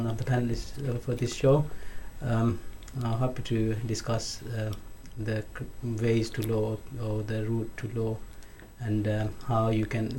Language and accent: English; Pakistan; now in United Kingdom; I'm originally from Pakistan